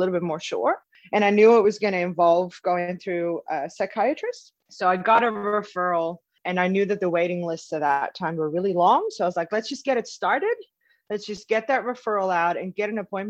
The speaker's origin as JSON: {"language": "English", "country": "Netherlands", "moved": "as an adult", "lives_now": "Melbourne, Australia", "said": "I'm in Melbourne, Australia. I'm originally from Holland, though, so I've moved here about 8 years ago"}